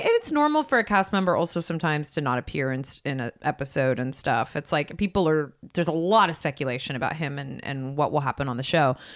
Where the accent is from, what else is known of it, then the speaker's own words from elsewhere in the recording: West Coast, United States; grew up on the West Coast